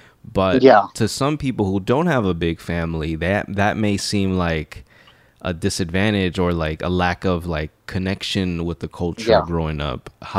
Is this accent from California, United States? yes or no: yes; Los Angeles, California, United States; growing up in South Central